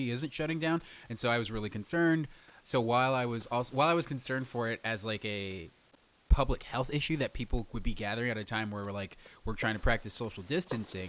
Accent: Fresno, California, United States; moved away; I come from Fresno and I have family who live there still.

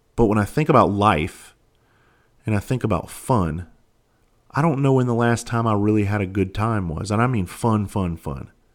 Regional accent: Bluffton, South Carolina, United States; moved away as an adult; also born or lived in Charleston, South Carolina; I'm actually from Bluffton, South Carolina. I graduated, I graduated Hilton Head High School in nineteen ninety-six

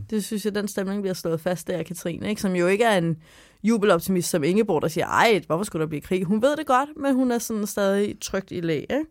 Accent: Sorø, Zealand, Denmark; i Sorø, hvor jeg er fra

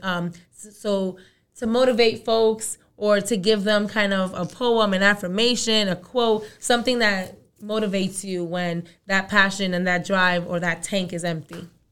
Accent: New York City, New York, United States; also born or lived in Dominican Republic; I was born in the Dominican Republic. I'm from Brooklyn

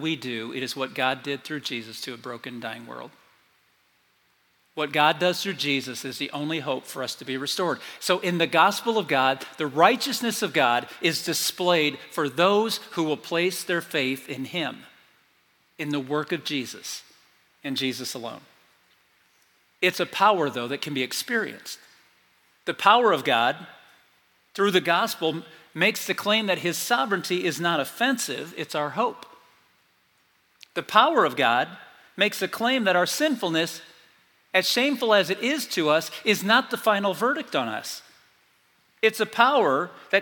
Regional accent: South Bend, Indiana, United States; I grew up in South Bend, Indiana, North Central Indiana

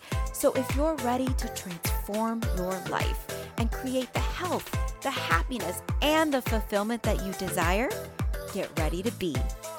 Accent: Illinois, United States; you know I'm a Midwest girl. I am from Illinois. I'm from like the north, like 45 minutes north of Chicago. So I'm on the border of Wisconsin and Chicago.

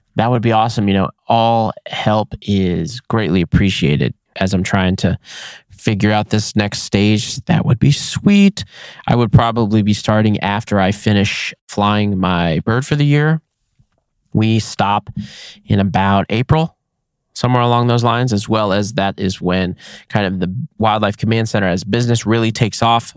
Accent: Nevada, United States; my home state of Nevada

